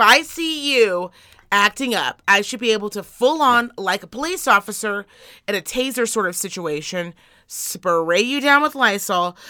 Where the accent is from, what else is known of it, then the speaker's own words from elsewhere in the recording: Reno, Nevada, United States; I am from Reno, Nevada.